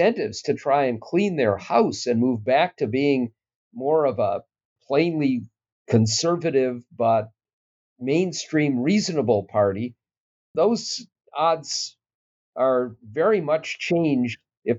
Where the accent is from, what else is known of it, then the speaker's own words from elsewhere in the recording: Minnesota, United States; It's troubling in part because I'm a Minnesotan